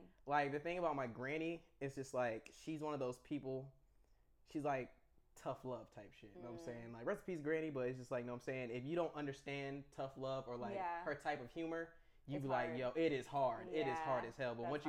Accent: the South, United States; of course I'm like from the South

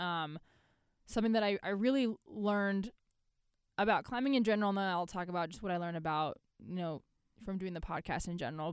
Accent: United States; being an American in Ireland

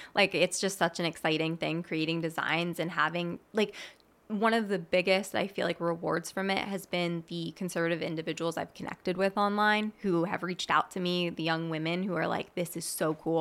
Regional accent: Mertztown, Pennsylvania, United States; I grew up in Mertztown, P A, which is a small town in between Allentown and Reading

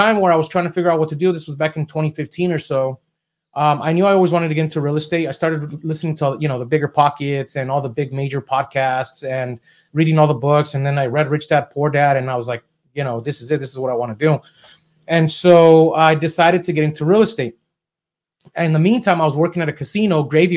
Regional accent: Southern California, United States; also born or lived in Mexico; I was raised in Southern California

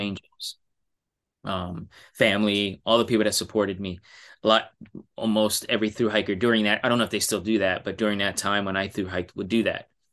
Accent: New York City, New York, United States; I'm from New York City

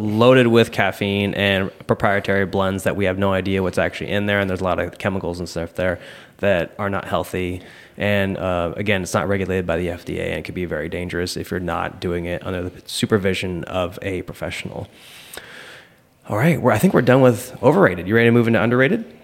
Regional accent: Seattle, Washington, United States; now in Southern California, United States; I grew up in Seattle

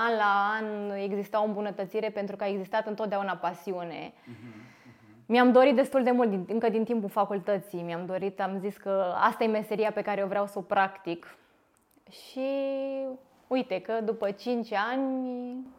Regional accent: Târgu Jiu, Gorj, Romania; Târgu Jiu, orașul meu natal

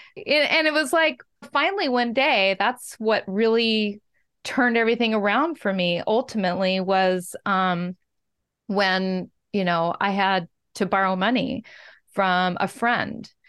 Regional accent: Washington, United States; Growing up in Washington State

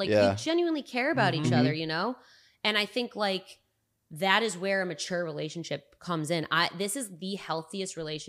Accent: Rochester, United States; now in California, United States; I don't see myself moving back to my hometown.

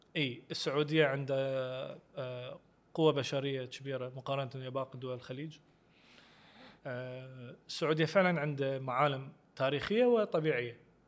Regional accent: Iraq; انا وانت كمواطنين عراقيين

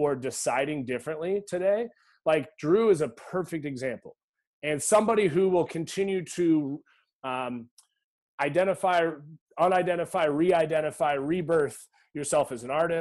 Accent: Eugene, Oregon, United States; I grew up in Eugene, Oregon.

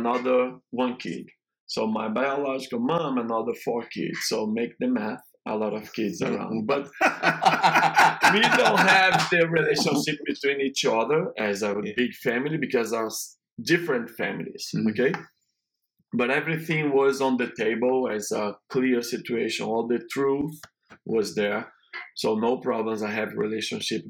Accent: Rio de Janeiro, Brazil; English is a second language; moved away as an adult; also born or lived in Boston, United States; now in Atlanta, United States; I'm from Brazil in an area in Rio de Janeiro that is an area very complicated with situation because a lot of favelas

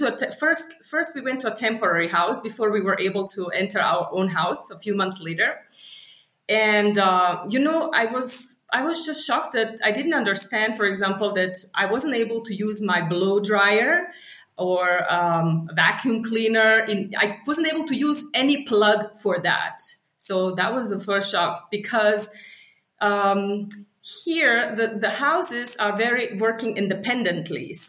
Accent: Kakanj, Federation of Bosnia and Herzegovina, Bosnia & Herzegovina; English is a second language; moved away as an adult; also born or lived in Germany / Sarajevo, Bosnia and Herzegovina; now in Harare, Zimbabwe; I grew up in Kakanj, which is a small town, half an hour from the capital

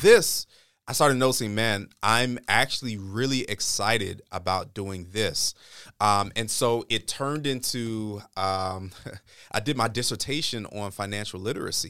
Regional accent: East Coast, United States; also born or lived in New York / Maryland / Michigan; I grew up more or less on, on the, uh, on the East Coast

